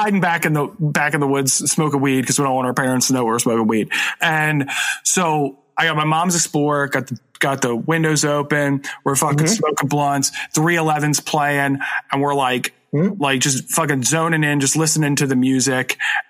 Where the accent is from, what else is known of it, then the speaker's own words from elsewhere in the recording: New Jersey, United States; We're from South Jersey. There's a lot of like wetlands, marshlands, wooded areas.